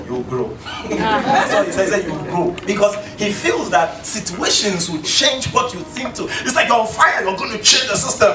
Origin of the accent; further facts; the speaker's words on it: Ghana; I come from Ghana.